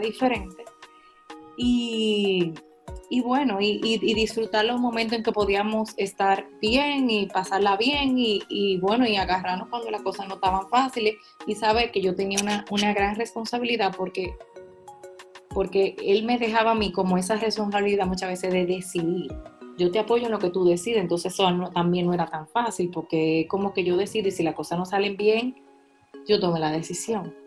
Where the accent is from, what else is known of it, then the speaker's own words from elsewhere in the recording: La Vega, Dominican Republic; Yo soy de La Vega